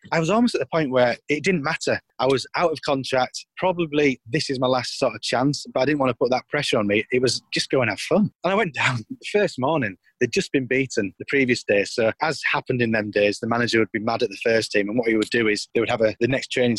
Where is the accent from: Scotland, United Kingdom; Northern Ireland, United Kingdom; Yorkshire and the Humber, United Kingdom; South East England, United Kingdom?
Yorkshire and the Humber, United Kingdom; York; I am a York born and bred lad